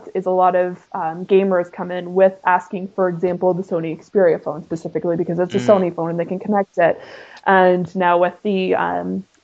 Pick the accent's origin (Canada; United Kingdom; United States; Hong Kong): Canada; I am Canadian